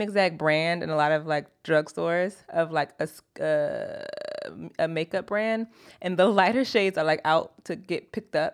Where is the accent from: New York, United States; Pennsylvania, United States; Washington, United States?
Pennsylvania, United States; Philadelphia; moved away; also born or lived in Florida; I'm from Philadelphia.